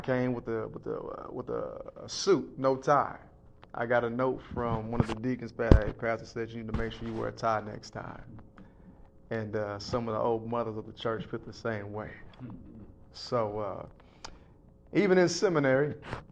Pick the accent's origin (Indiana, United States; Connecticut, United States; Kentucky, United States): Kentucky, United States; Lexington; grew up in Lexington, Kentucky